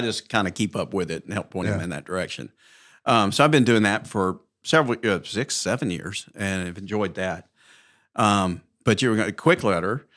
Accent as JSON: {"language": "English", "town": "Mountain Brook", "region": "Alabama", "country": "United States", "tie": "born or raised there", "said": "born and raised in Mountain Brook, graduated high school in 1978"}